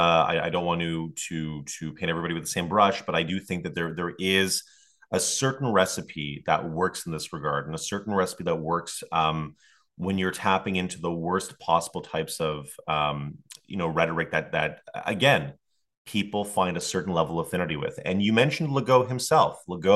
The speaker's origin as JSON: {"language": "English", "region": "Quebec", "country": "Canada", "tie": "born or raised there", "said": "Montreal is really disconnected from my hometown here in the Mauricie, and I just don't see any affinity with them whatsoever."}